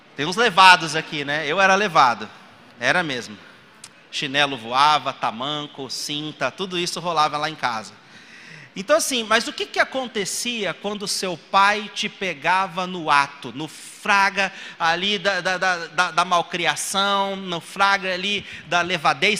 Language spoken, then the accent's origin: Portuguese; Brazil; eu nasci no Brasil